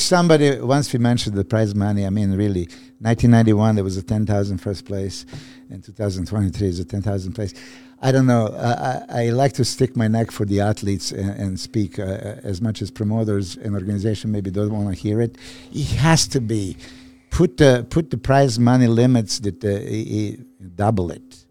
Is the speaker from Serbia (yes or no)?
yes; Serbia; moved away; I'm from Serbia